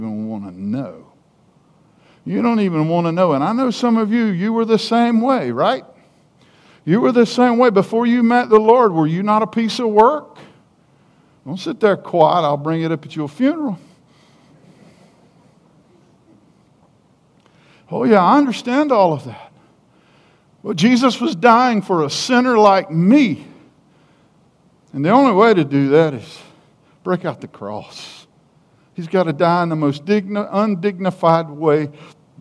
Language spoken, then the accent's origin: English; South Carolina, United States; accent: hick; I'm from South Carolina, why, we from down nine South Carolina